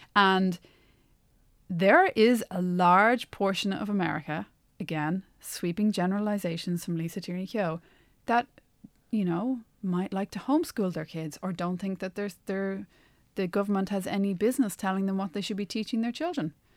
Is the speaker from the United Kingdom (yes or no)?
no; Ireland; accent: Irish; moved away as an adult; also born or lived in United States; my Irish accent